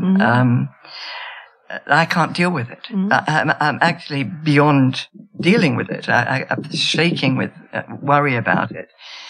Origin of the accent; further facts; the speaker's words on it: Australia; I'm Australian too.